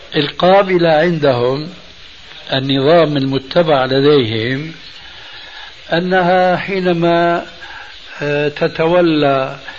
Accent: Syria; عندنا بالشام

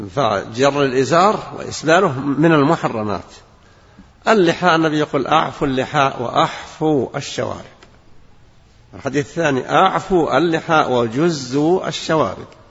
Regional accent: Saudi Arabia; بلادنا المملكة العربية السعودية

